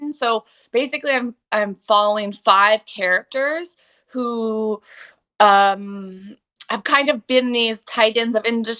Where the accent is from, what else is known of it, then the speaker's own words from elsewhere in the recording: Southampton, New York, United States; moved away as an adult; also born or lived in Lebanon; I moved back to my hometown for the summer and I was in Southampton